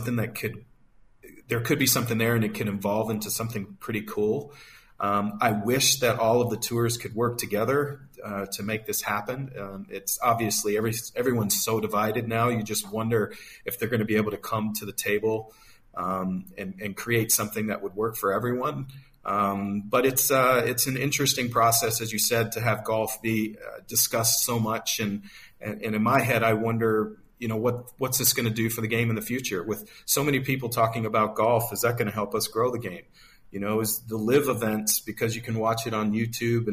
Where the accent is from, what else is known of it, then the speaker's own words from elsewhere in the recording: United States; moved away as an adult; an American who has been living abroad for so many years